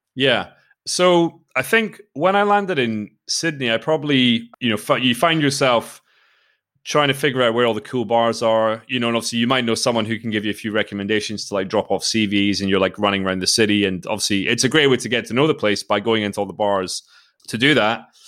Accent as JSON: {"language": "English", "town": "Forres", "region": "Scotland", "country": "United Kingdom", "tie": "born or raised there", "also_born_or_lived": "Australia / Spain", "moved": "as an adult", "said": "I grew up in Speyside, uh, in the northeast of Scotland"}